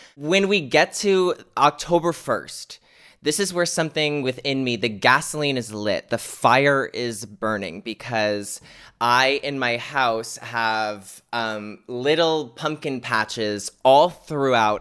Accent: United States; here in America, my home country

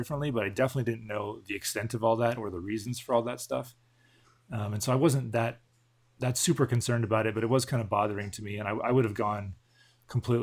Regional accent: Southern California, United States; I grew up in Southern California, went to a church there my whole life. Didn't move around at all

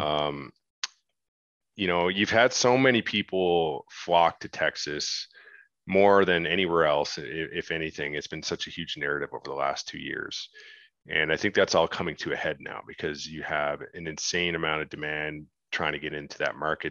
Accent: Canada; as a Canadian, I grew up watching Dragon's Den

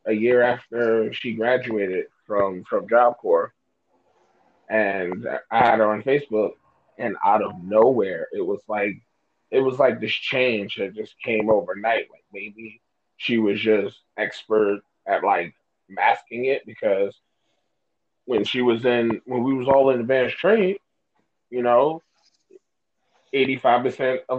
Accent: New York City, New York, United States; We was born and raised in New York City.

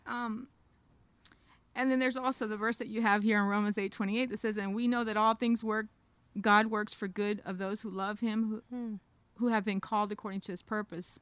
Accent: Pahokee, Florida, United States; also born or lived in Boynton Beach, Florida / Belle Glade, Florida; I was born in Boynton, but I grew up in Pahokee

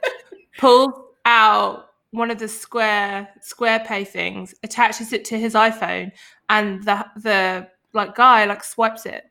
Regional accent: London, United Kingdom; I was from London

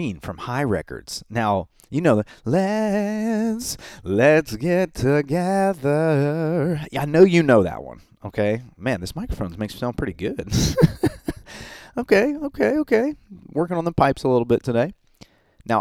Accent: Memphis, Tennessee, United States; I am so glad to be back in my hometown, Memphis, Tennessee

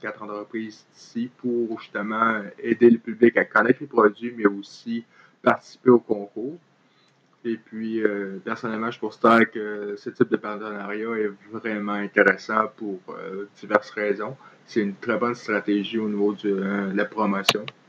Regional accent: Trois-Rivières, Quebec, Canada; je suis originaire de Trois-Rivières et j'ai vécu là euh, la majeure partie de ma vie

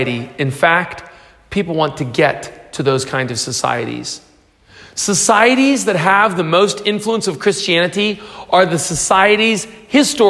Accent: United States; I'm from the U.S.

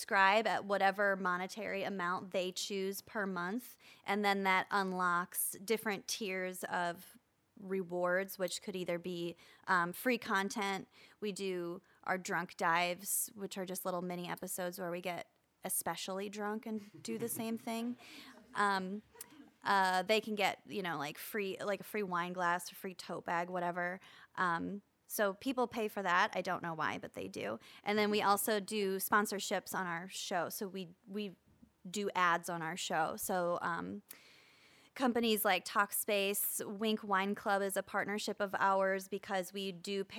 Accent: Midwest, United States; as a Midwesterner

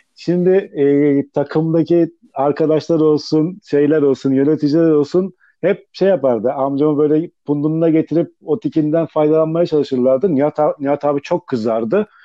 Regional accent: Sakarya, Turkey; bizim Sakarya'daki bu kadar futbolcu potansiyelinin bu kadar iyi olmasının bana göre en büyük sebeplerinden bir tanesi bizde bir de mahalle kültürü vardı. Mahalle maçları vardı. Yani bunları oynuyorduk. Sokakta büyüdük biz.

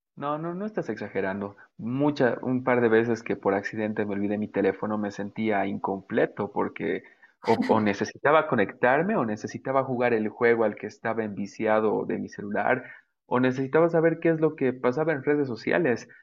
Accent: Bolivia; soy el creador de Belleza Boliviana. Eh, Es una, bueno, para los que no sepan, es una plataforma donde yo comparto belleza de nuestro país

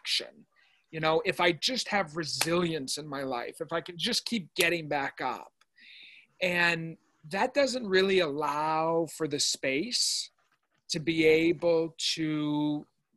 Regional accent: Lewiston, Maine, United States; I grew up in Maine, where you grew up, and I didn't grow up with internet

